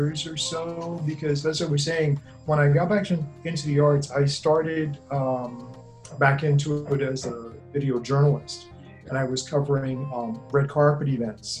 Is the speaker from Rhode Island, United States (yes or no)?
no; New York City, New York, United States; moved away as an adult; also born or lived in Los Angeles, California; I grew up in the Bronx, and I left New York, actually. I moved to Los Angeles when I was in my early 20s